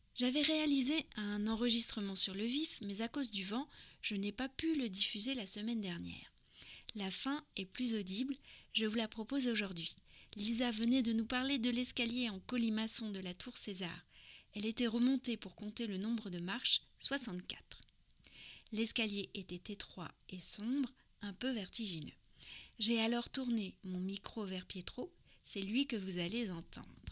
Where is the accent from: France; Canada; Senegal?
France; also born or lived in near Paris; je suis française, j'habite